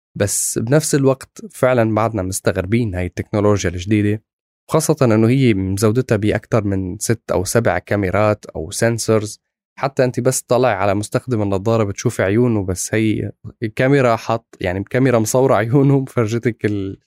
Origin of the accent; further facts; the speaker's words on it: Syria; نحن يعني بسوريا كسوري